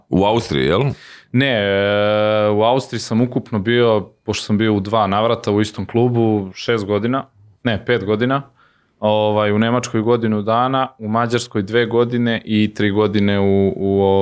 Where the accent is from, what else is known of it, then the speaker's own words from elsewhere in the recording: Zaječar, Zaječar District, Serbia; moved away; also born or lived in Belgrade / Istanbul; do pre dve nedelje živeli smo u Beogradu, sad živimo ovaj, u Zaječaru, ja sam inače rodom iz Zaječara i posle 20 godina ovaj, vratio sam se u rodni grad